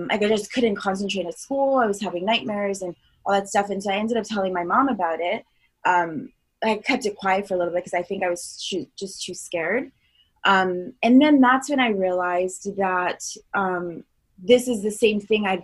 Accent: Long Island, New York, United States; also born or lived in Florida; now in Los Angeles, United States; I'm originally from Long Island, New York. I spent a big part of my adolescence in Florida

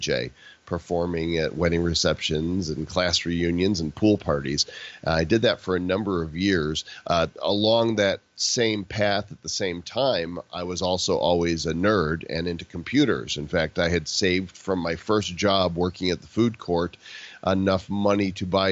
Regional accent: Chicago suburbs, Illinois, United States; moved away as an adult; also born or lived in Dallas, Texas; I'm from Chicago suburbs

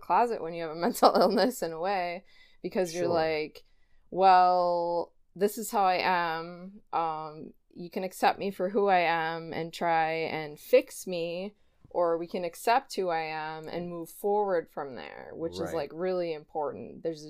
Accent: Wiesbaden, Hesse, Germany; born there; first language German; English is a second language; But prior to that I was born in Wiesbaden, Germany.

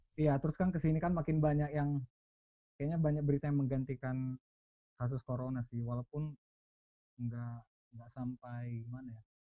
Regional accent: Pematangsiantar, North Sumatra, Indonesia; moved away; kita kan anak Siantar

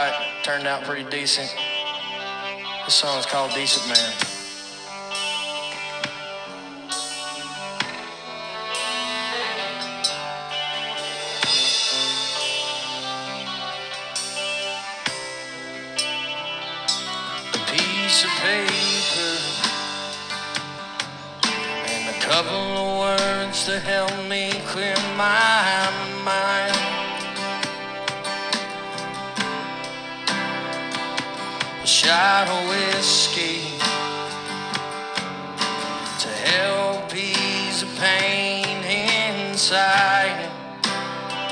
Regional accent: Alabama, United States; I grew up in Alabama

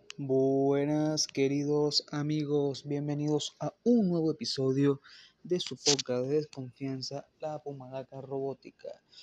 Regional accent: Venezuela; yo soy venezolano

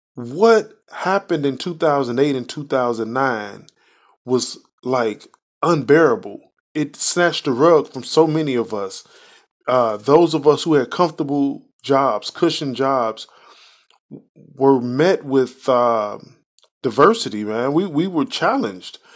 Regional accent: Chicago, Illinois, United States; now in Indiana, United States; I was born and raised in Chicago, live in Indiana

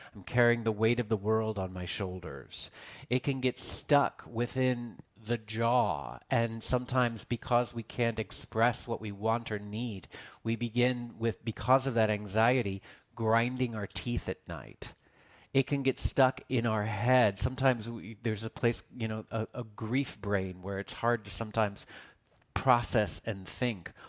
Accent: Texas, United States; now in Los Angeles, United States; as I was this chubby, fat little kid growing up in Texas

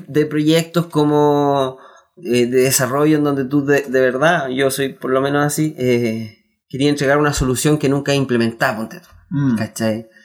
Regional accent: Concepción, Biobío, Chile; nosotros somos de Conce, somos un grupo de cuatro amigos

